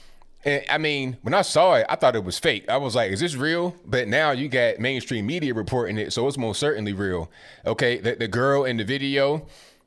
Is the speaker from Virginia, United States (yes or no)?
yes; Virginia, United States; also born or lived in Charleston, West Virginia / Hampton Roads, Virginia; I was born in West Virginia, and I was raised in Virginia